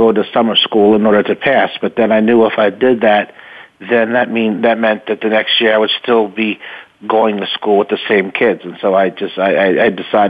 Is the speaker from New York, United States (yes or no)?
yes; Peekskill, New York, United States; also born or lived in Sleepy Hollow, New York; So I was born there. I was raised in Peekskill, which is a city in Westchester County, New York.